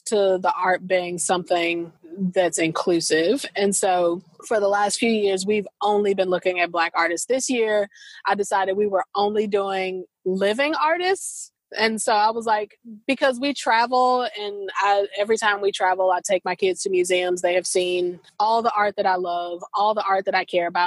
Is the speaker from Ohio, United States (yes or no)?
no; St. Louis, Missouri, United States; moved away; also born or lived in American South; I'm from St. Louis